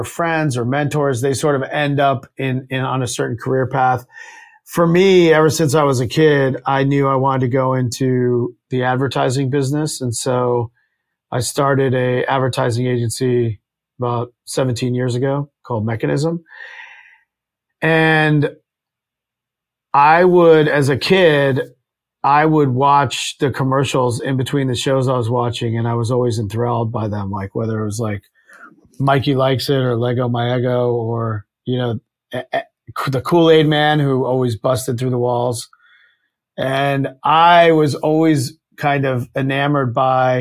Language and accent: English; rural Virginia, United States; I grew up in Virginia, rural Virginia